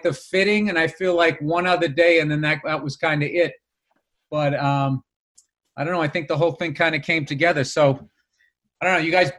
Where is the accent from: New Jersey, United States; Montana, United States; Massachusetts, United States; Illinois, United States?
Massachusetts, United States; I grew up in Massachusetts